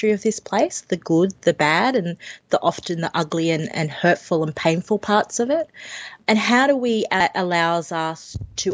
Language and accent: English; Sydney, New South Wales, Australia; I grew up in Western Sydney